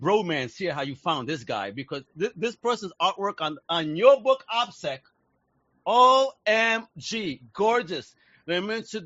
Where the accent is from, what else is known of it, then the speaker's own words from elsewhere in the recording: Puerto Rico; now in United States; in Puerto Rico, I remember growing up, and my uncles used to have Tintin comics all over the place